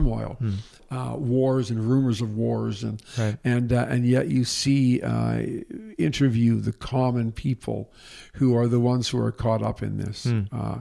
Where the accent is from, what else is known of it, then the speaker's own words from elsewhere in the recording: Canada; I'm a Canadian